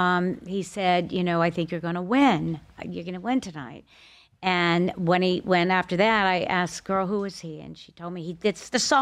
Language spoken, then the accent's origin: English; Bethesda, Maryland, United States; also born or lived in Los Angeles / Connecticut; now in Boca Raton, United States; I was born in Bethesda, Maryland. Okay. And I grew up in Maryland, and I went to L.A.